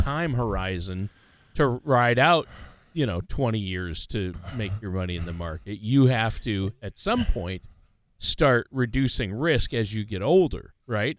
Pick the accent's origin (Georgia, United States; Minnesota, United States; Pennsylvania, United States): Minnesota, United States; also born or lived in South Dakota / Los Angeles, California / Nashville, Tennessee; I grew up in Minnesota, right uh, about 50 miles straight east of the South Dakota border